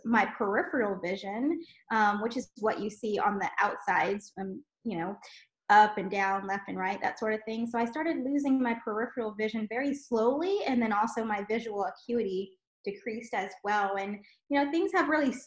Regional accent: South Louisiana, United States; we grew up in South Louisiana and had just a really beautiful childhood

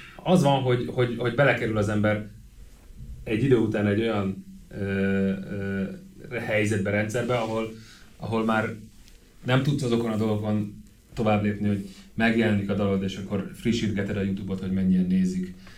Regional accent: Hungary; én itt nőttem föl

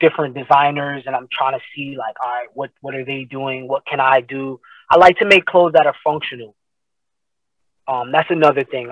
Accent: Paterson, New Jersey, United States; I am from Paterson, New Jersey

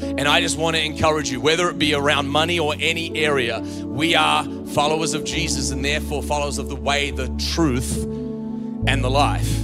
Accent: Australia; moved away as an adult; also born or lived in Virginia, United States; I was from Australia

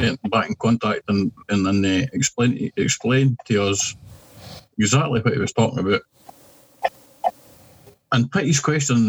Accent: Scotland, United Kingdom; We're no political, we're no religious, we're no anything, we're just Scottish

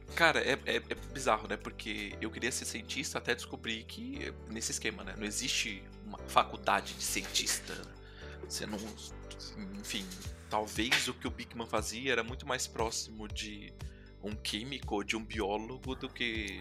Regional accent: São Paulo, Brazil; also born or lived in Itapecerica da Serra; Eu nasci na cidade de São Paulo, eu sou paulista

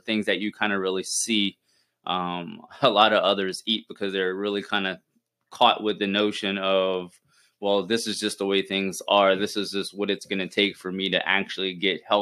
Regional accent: South Louisiana, United States; now in Tampa, United States; I grew up in Louisiana, in South Louisiana, like right outside, about 45 minutes

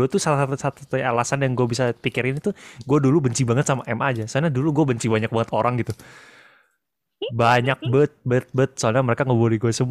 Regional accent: Malang, East Java, Indonesia; also born or lived in Bandung; Bayangin, gue tuh dulu pindahan dari Malang guys. Pindah ke Bandung.

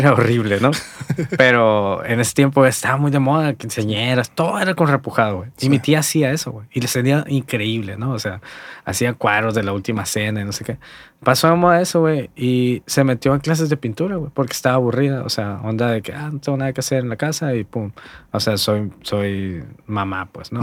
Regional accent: Hermosillo, Sonora, Mexico; also born or lived in Guaymas; yo nací en Guaymas, güey. Y fui criado aquí, por eso siempre digo que soy de Hermosillo

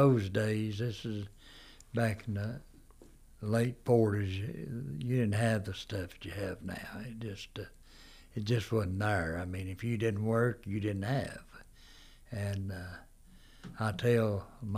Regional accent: United States; also born or lived in Erwin; We was raised back in Walnut Mountain. A lot of my life was raised back there

